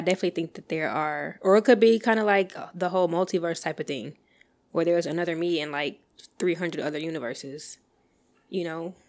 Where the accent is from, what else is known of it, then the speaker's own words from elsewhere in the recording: Texas, United States; I'm from Texas